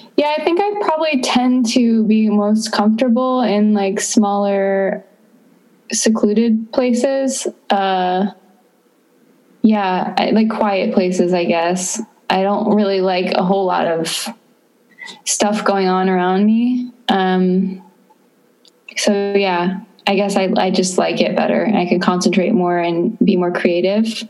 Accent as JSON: {"language": "English", "region": "Florida", "country": "United States", "also_born_or_lived": "Austin, Texas", "moved": "as an adult", "said": "I am from Florida"}